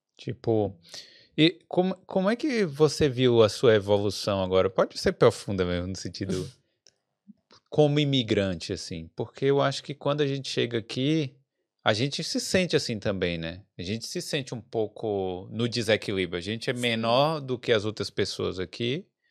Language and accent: Portuguese; Brazil; now in Ireland; se nós brasileiros